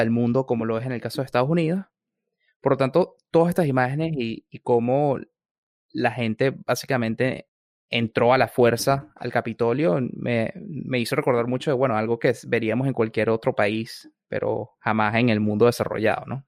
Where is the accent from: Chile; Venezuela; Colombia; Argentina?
Venezuela; now in Washington, United States; como latinoamericano, yo como Venezuela